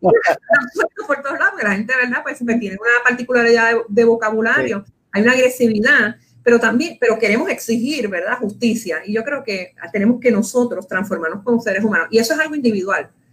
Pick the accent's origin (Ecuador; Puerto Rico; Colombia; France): Puerto Rico; Como puertorriqueños, como boricuas que somos